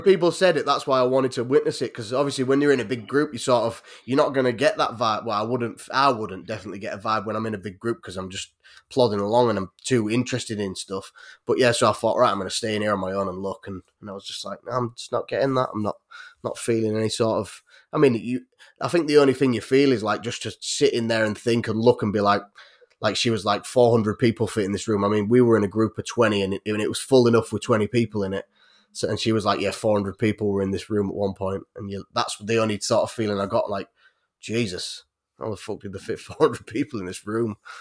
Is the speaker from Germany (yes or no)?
no; Yorkshire and the Humber, United Kingdom; I'm from North Yorkshire